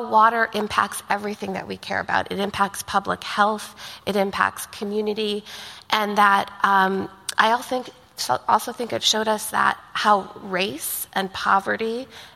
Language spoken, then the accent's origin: English; India; now in California, United States; I'm from India